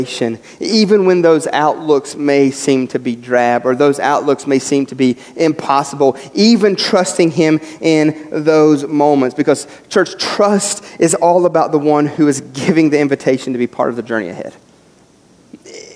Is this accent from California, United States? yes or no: no; West Virginia, United States; moved away; Growing up in West Virginia